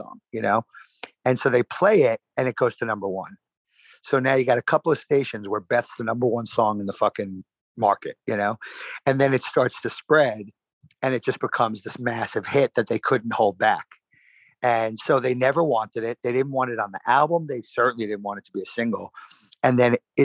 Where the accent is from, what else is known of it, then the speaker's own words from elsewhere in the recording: New York City, New York, United States; Hollis was basically like a town over from where I grew up in Queens Village.